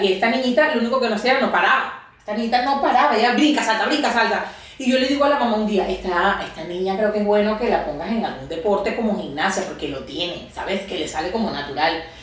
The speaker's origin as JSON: {"language": "Spanish", "town": "Caracas", "region": "Capital District", "country": "Venezuela", "tie": "born or raised there", "also_born_or_lived": "Barquisimeto, Venezuela", "moved": "as an adult", "lives_now": "Barcelona, Spain", "said": "soy, como dices tú, venezolana. este, eh, nací en Caracas y luego después estudié terapia ocupacional"}